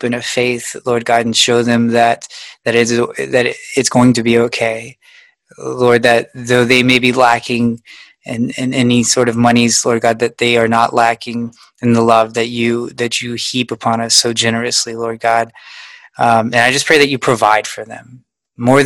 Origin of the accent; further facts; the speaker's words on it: United States; As an American